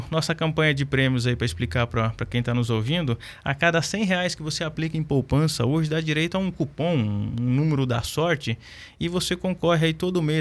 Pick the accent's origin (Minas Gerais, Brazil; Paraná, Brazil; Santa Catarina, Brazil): Paraná, Brazil; eu vim do Paraná já no mês de fevereiro